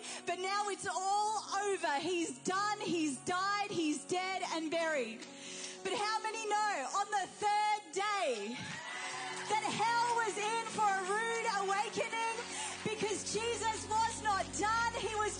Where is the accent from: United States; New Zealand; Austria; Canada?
New Zealand; also born or lived in England; now in Australia; My parents, my dad is Persian, my mum is Irish. I was born in England, raised in New Zealand, and now live in Australia.